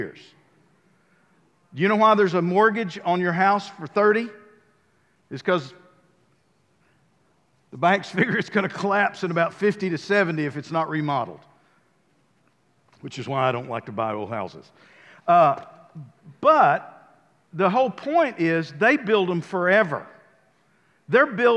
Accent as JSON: {"language": "English", "country": "United States", "said": "I'm a builder from the United States"}